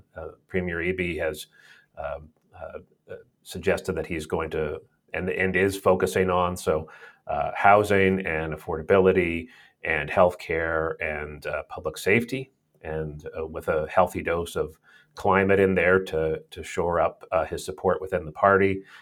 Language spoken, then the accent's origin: English; British Columbia, Canada; just as a British Columbian who's looking at the challenge